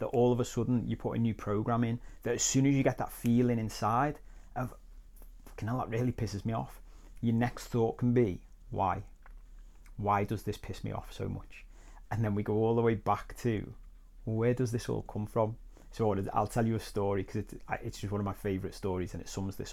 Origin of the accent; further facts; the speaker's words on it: Liverpool, North West England, United Kingdom; where I was brought up in Liverpool